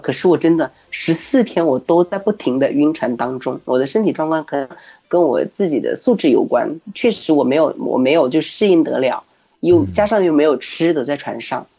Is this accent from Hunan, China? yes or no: yes; Hunan, China; moved away as an adult; 我的故乡就是在湖南这个一个很普通的一个乡下，是丘陵地区